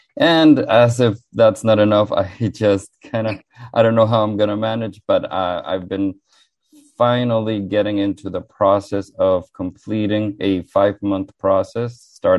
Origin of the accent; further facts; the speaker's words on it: Honduras; now in Miami, United States; I am from Miami, Florida, originally born and raised in Honduras, Central America.